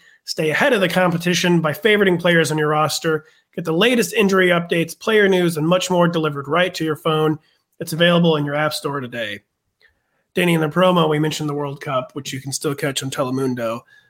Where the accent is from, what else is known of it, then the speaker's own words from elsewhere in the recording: Midwest, United States; I'm from the Midwest. I was just taught to say Iran forever.